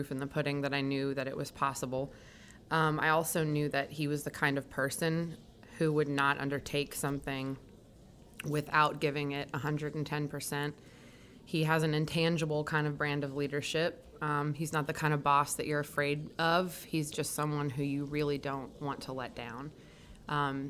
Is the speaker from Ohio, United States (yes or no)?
yes; Ohio, United States; moved away as an adult; now in Louisiana, United States; my home state of Ohio